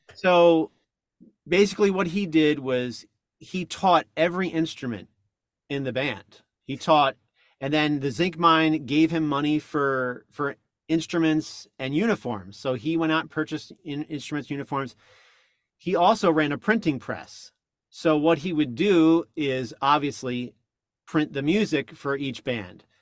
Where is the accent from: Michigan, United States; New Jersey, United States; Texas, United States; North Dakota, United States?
New Jersey, United States; I grew up in North Jersey